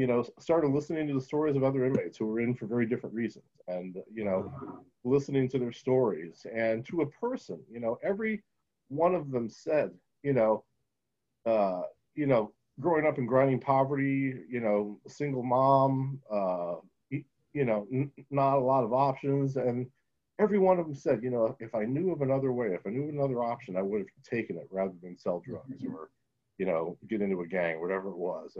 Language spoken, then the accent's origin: English; Buffalo, New York, United States; I'm from Buffalo, New York